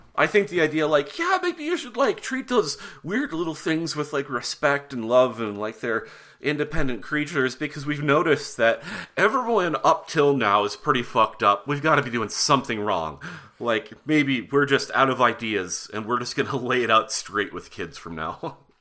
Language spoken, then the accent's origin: English; Butte, Montana, United States; moved away; I'm from Butte, Montana